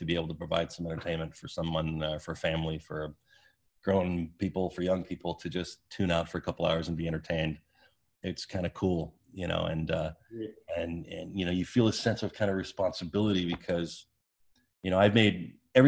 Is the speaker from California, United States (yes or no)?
yes; Orange County, California, United States; I grew up in Orange County